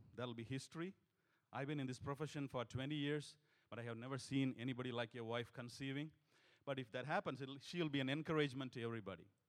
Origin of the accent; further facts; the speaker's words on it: India; moved away as an adult; also born or lived in Singapore; we come from India